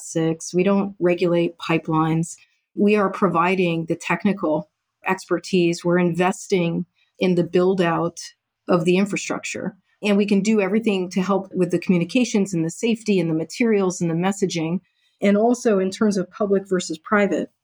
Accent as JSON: {"language": "English", "region": "Maine", "country": "United States", "said": "I'm from Maine"}